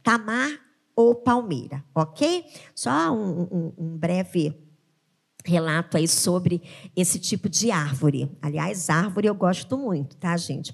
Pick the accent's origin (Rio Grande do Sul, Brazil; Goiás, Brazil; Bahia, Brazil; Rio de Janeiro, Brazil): Rio de Janeiro, Brazil; E o refúgio nosso, como cariocas, são o quê? São as nossas praias